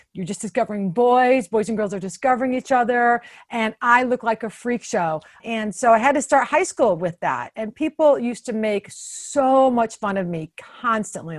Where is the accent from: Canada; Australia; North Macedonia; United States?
United States; Toledo, Ohio; moved away as an adult; also born or lived in Boston; now in Washington, DC, United States; I'm from Toledo